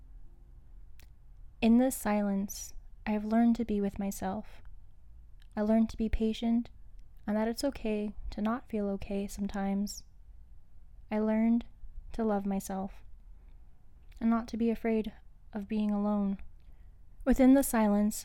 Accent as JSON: {"language": "English", "town": "Winnipeg", "region": "Manitoba", "country": "Canada", "said": "I'm from Treaty 1 Territories, also known as Winnipeg, Manitoba."}